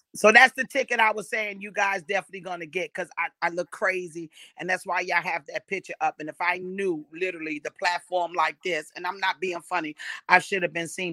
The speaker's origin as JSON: {"language": "English", "town": "New York City", "region": "New York", "country": "United States", "tie": "born or raised there", "said": "born and raised in Brownsville, Brooklyn"}